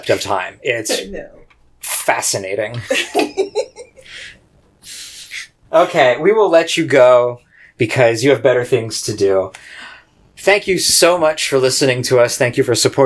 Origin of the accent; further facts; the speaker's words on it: Pennsylvania, United States; I'm from Pennsylvania